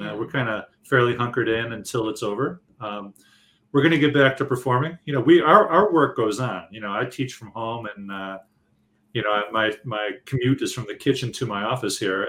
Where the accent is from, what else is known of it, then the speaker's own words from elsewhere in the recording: Detroit, Michigan, United States; I'm from Detroit